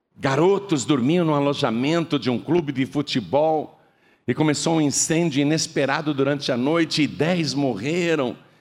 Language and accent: Portuguese; Brazil; eu sou brasileiro